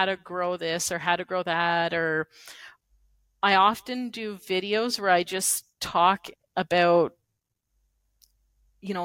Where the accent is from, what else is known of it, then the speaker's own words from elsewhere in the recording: Canada; as a Canadian content creator